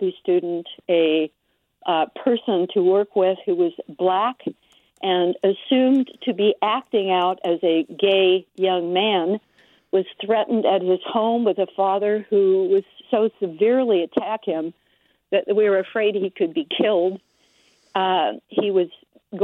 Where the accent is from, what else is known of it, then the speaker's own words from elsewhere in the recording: Wichita, Kansas, United States; also born or lived in Berkeley, California; now in Santa Rosa, United States; I grew up in Wichita, Kansas